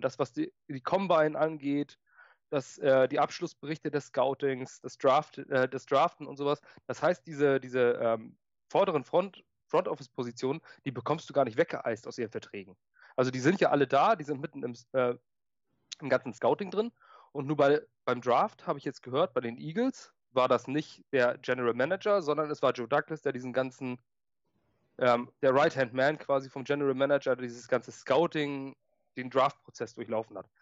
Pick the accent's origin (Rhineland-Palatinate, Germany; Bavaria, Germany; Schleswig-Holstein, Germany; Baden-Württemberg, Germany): Schleswig-Holstein, Germany; ich bin Schleswig-Holsteiner.